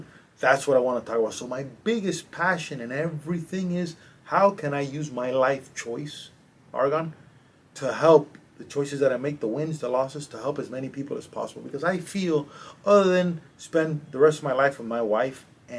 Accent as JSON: {"language": "English", "country": "Cuba", "tie": "born or raised there", "also_born_or_lived": "Madrid, Spain / Miami, United States", "moved": "yes", "said": "I'm from a little island called Cuba, which is 90 miles south from here. I was born in Cuba"}